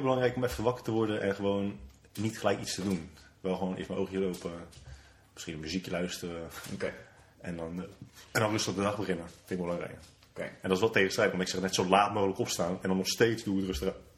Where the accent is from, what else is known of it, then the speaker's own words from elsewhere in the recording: Netherlands; wij als Nederlanders, als nuchter Nederlanders